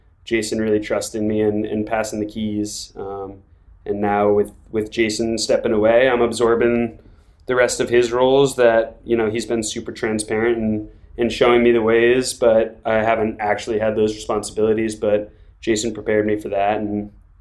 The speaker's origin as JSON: {"language": "English", "region": "New England", "country": "United States", "tie": "born or raised there", "also_born_or_lived": "Vermont", "said": "I grew up in New England and grew up ski racing"}